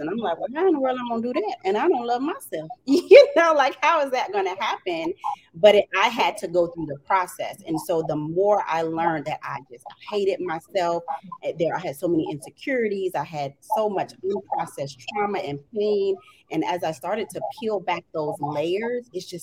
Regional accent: Jacksonville, Florida, United States; moved away as an adult; now in Washington, D.C., United States; I'm originally from Jacksonville, Florida

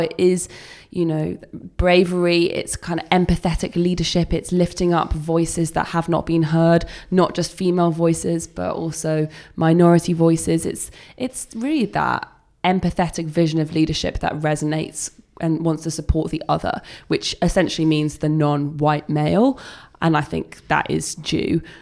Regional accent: United Kingdom; accent: English accent; as a Brit

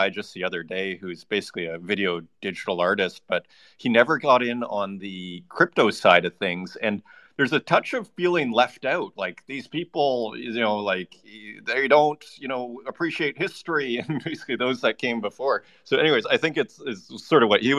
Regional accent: Saskatoon, Saskatchewan, Canada; moved away as an adult; also born or lived in Montreal / Toronto; now in Berlin, Germany; That's where I grew up. Yeah, I stayed there till 25.

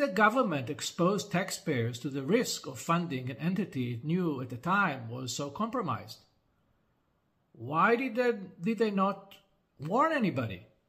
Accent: Israel

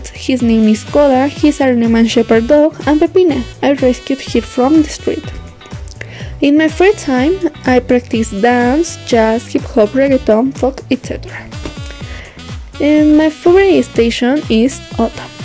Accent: Mexico; English is a second language; I am 18 years old and my birthday is in May 17. I'm from Mexico.

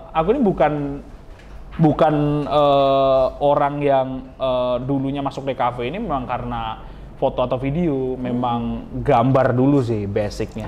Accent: Dharmasraya, West Sumatra, Indonesia; aku asal dari Darmasraya

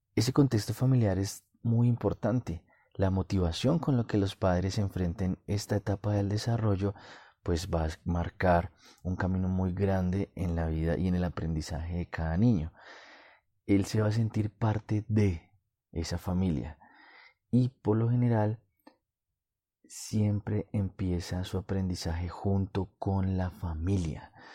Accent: Colombia; en mi país, Colombia

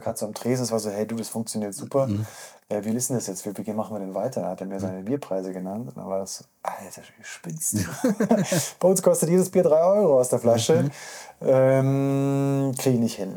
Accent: Munich, Bavaria, Germany; ich bin aus Untergießen

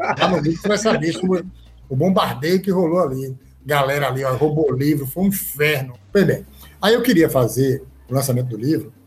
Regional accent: Irecê, Bahia, Brazil; eu sou baiano

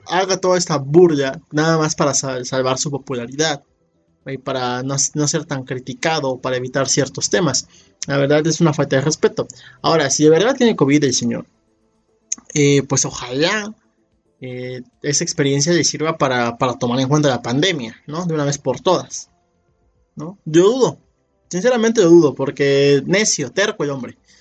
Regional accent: Mexico; somos muchos mexicanos

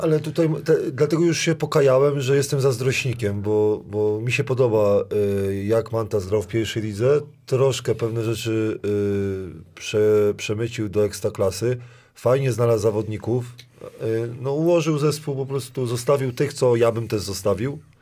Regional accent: Kuyavian-Pomeranian Voivodeship, Poland; Ja pochodzę z, z Kujaw, gdzie bigos musi być kwaśny

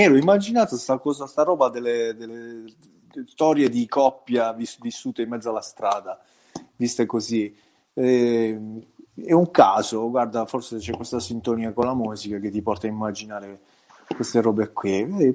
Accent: province of Bari, Apulia, Italy; qui al sud

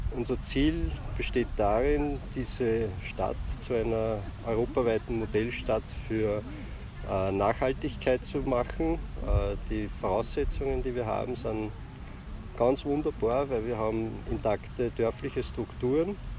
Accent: Ybbs an der Donau, Lower Austria, Austria; wo ich aufgewachsen bin in Ips

